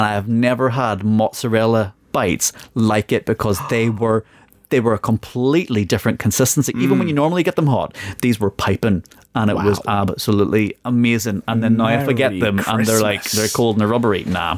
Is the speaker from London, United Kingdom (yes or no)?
no; Northern Ireland, United Kingdom; now in England; I come from Northern Ireland where there's still very much the 12 days of Christmas, 12 days before, 12 days after.